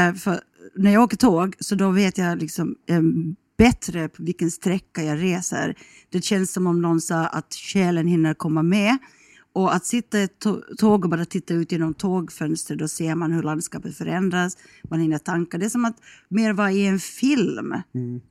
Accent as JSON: {"language": "Swedish", "town": "Kronoby", "region": "Ostrobothnia", "country": "Finland", "also_born_or_lived": "Helsinki, Finland / London, United Kingdom", "accent": "Finland-Swedish", "first_language": "Swedish", "moved": "as an adult", "lives_now": "Stockholm, Sweden", "said": "jag kommer från, jag, jag, tio kilometer därifrån finns mm. det en liten kommun som heter Kronoby kommun."}